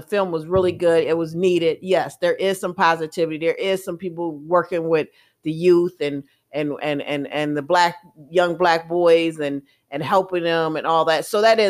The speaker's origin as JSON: {"language": "English", "town": "Milwaukee", "region": "Wisconsin", "country": "United States", "tie": "born or raised there", "said": "And growing up in Milwaukee was really good."}